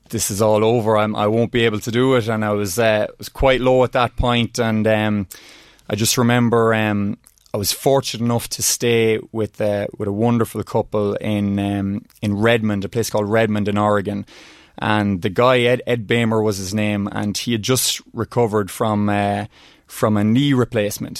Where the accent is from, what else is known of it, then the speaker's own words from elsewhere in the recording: Oldcastle, Leinster, Ireland; growing up in Oldcastle, you know, Rory Galligan was a famous rally car driver and from the town.